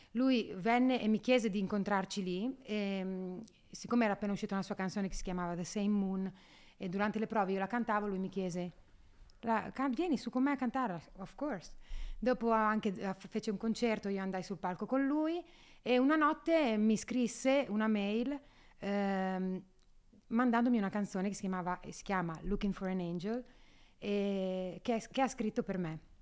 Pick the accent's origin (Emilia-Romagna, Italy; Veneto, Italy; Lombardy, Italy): Emilia-Romagna, Italy; Solarolo; Io vengo da Solarollo in provincia di Ravenna, siamo 4.000 persone